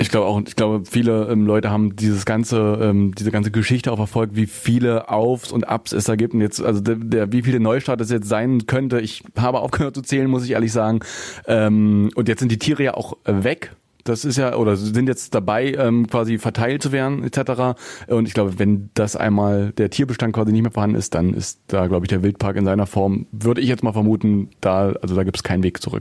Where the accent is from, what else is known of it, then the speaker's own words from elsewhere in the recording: Stendal, Saxony-Anhalt, Germany; also born or lived in Magdeburg; wenn wir hier schon in Stendal sind mit unserem Radio Radioprogramm in meiner alten Heimat